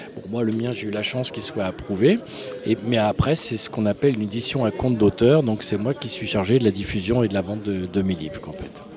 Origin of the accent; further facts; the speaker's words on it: Tours, Centre-Val de Loire, France; je suis né à Tours, rue de Buffon